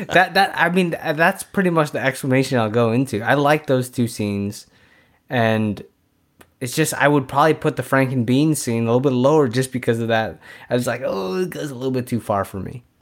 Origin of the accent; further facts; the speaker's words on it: San Francisco, California, United States; we're from San Francisco, so we're Niners fans as well